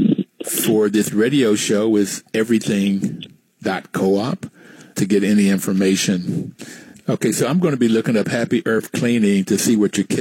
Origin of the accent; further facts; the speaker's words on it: West Virginia, United States; growing up in the 50s and the 60s, I saw discrimination firsthand growing up in West Virginia